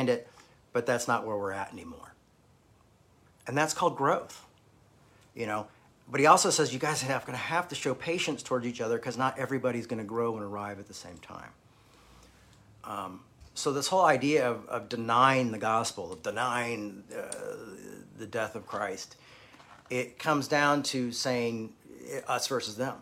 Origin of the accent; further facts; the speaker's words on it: United States; growing up in America